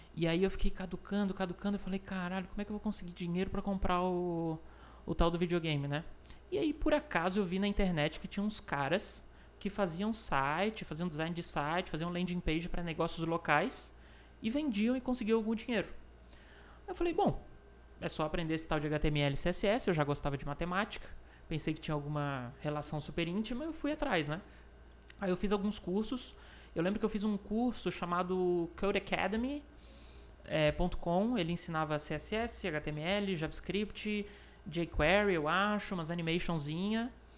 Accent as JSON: {"language": "Portuguese", "town": "Florianópolis", "region": "Santa Catarina", "country": "Brazil", "tie": "born or raised there", "said": "é um jovem manezinho, nasci em Florianópolis"}